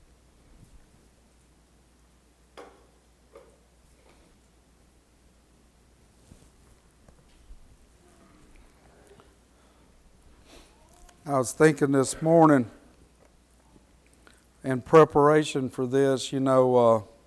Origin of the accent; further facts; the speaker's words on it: Franklin Parish, Louisiana, United States; I grew up in the South, in the deep South, down there in Franklin Parish